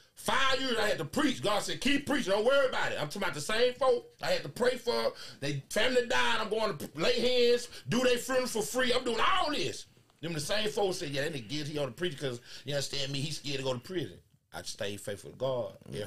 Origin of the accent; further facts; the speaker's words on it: Dallas, Texas, United States; Where you from? I'm from Dallas.